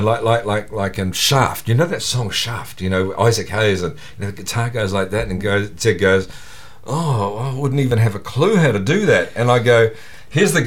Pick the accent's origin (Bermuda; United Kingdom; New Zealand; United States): New Zealand; we're the first generation of Kiwi kids to have a TV in the house